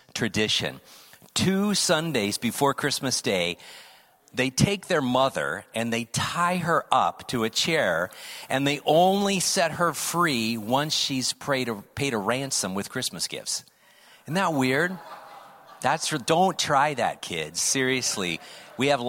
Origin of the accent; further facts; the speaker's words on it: United States; also born or lived in Midwest / California; I grew up in the United States, Midwest, California, West Coast.